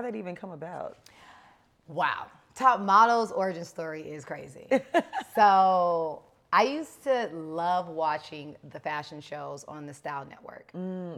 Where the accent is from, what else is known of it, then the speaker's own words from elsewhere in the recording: Los Angeles, California, United States; growing up in South Central